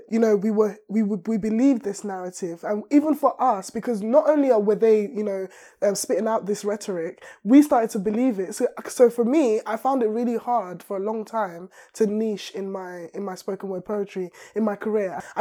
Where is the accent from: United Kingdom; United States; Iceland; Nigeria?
Nigeria; When we watch movies as black people, uh, um, like I'm Nigerian as well.